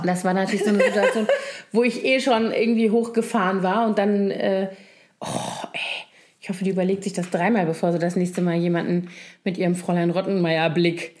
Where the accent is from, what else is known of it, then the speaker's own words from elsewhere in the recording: Rhineland, Germany; ich als Rheinländerin